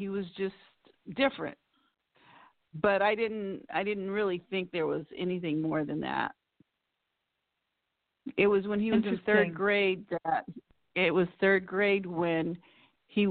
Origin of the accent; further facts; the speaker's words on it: Pasadena, California, United States; also born or lived in Forest Grove, Oregon; I grew up in Pasadena, California, and went away to school to Oregon, Forest Grove, Oregon